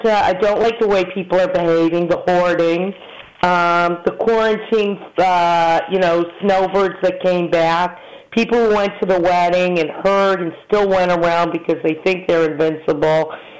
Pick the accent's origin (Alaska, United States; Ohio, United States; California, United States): Ohio, United States; Cleveland; moved away; growing up in Cleveland where my rabbi from my synagogue, Rabbi Pickles in Olvacha